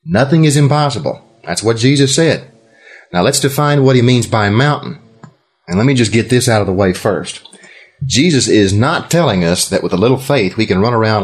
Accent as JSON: {"language": "English", "region": "Texas", "country": "United States", "said": "I'm from Texas"}